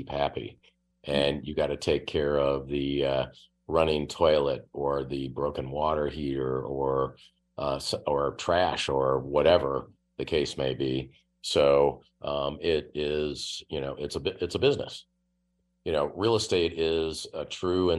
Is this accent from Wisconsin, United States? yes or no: yes; Oshkosh, Wisconsin, United States; moved away; I grew up in Oshkosh